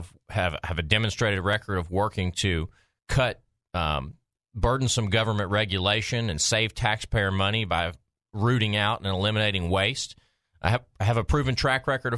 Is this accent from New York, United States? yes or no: no; Maumelle, Arkansas, United States; my hometown of Maumelle